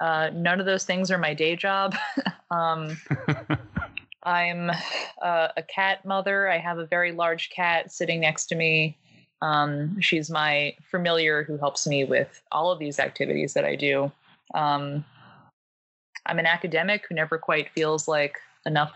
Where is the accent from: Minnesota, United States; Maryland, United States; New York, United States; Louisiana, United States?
New York, United States; New York City; I'm originally from Staten Island, New York